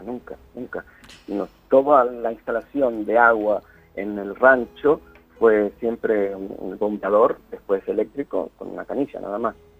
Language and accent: Spanish; Buenos Aires Province, Argentina; moved away as an adult; also born or lived in Oxford, United Kingdom; now in United Kingdom; Yo iba a una escuela de guardapolvo blanco, no había salido del barrio, pero por años, por años. Lo más lejos que había ido era Bulogne, nada más. Eh, entonces no conocí la capital federal.